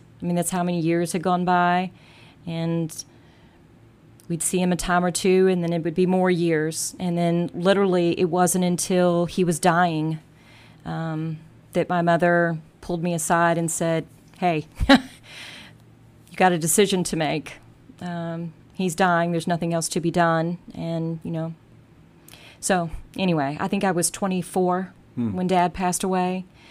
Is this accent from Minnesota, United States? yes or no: no; Louisville, Kentucky, United States; born or raised there; also born or lived in Germany